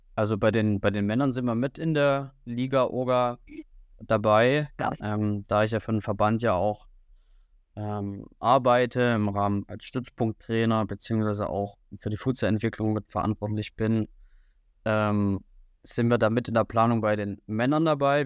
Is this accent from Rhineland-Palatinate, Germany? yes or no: no; Riesa, Saxony, Germany; moved away as an adult; now in Jena, Germany; ich komme eigentlich aus Sachsen, aus der Region Riesa, das liegt zwischen Dresden und Leipzig